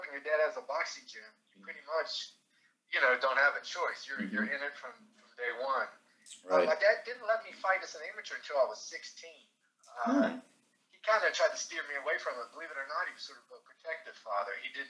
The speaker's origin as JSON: {"language": "English", "town": "Cowen", "region": "West Virginia", "country": "United States", "tie": "born or raised there", "also_born_or_lived": "Huntington, West Virginia / Athens, Ohio", "moved": "as an adult", "lives_now": "Albany, New York, United States", "said": "I was born in Cowan, West Virginia. It's a small coal mining town in the central region of the state."}